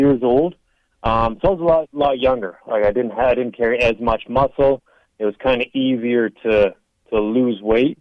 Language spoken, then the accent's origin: English; Canada; I've fought in my home country, obviously in like Toronto, Canada